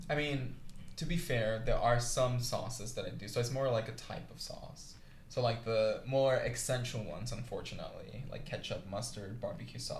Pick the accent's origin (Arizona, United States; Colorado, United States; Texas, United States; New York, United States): New York, United States; moved away as an adult; now in Portland, United States; Um, where I'm from, I'm from New York City. Mm-hmm. state. um, although I'm a transplant of the PNW